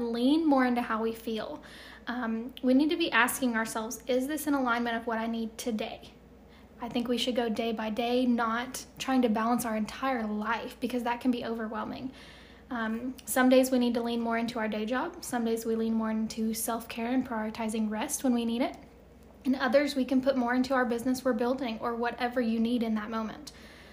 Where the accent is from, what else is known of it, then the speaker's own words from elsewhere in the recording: Chattanooga, Tennessee, United States; I was born and raised in Chattanooga, Tennessee